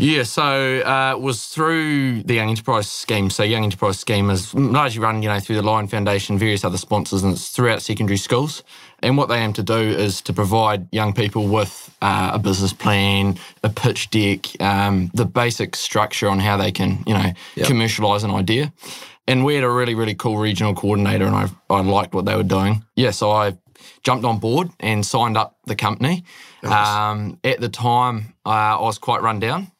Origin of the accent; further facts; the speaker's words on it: Northland, New Zealand; also born or lived in Netherlands; I'm from up north